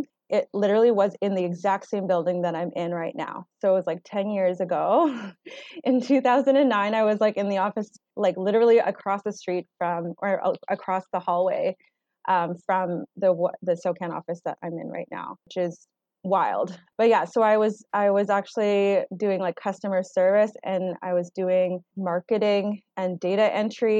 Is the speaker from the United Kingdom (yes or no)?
no; Surrey, British Columbia, Canada; also born or lived in Vancouver; So I grew up in Surrey, British Columbia. I was born in Vancouver